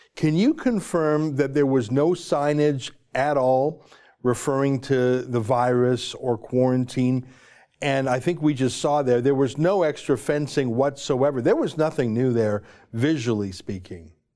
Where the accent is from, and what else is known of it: Canada